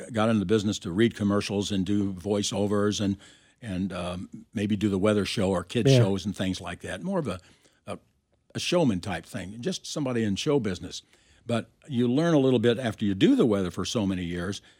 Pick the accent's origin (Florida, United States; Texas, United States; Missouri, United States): Missouri, United States; Kansas City; I grew up in Kansas City